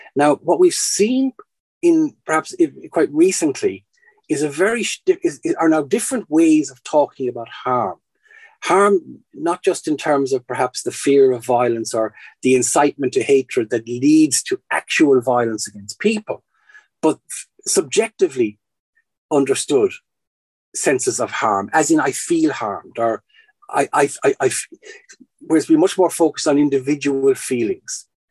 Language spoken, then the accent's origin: English; Ireland; moved away as an adult; for the last 20 years living in Ireland, then before that abroad, and then before that growing up in Ireland.